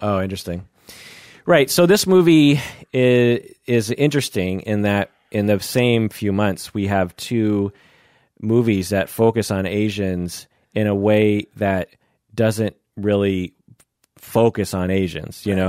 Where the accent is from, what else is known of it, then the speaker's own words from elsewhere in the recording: United States; I'm Japanese American and, um, grew up with kimchi everywhere.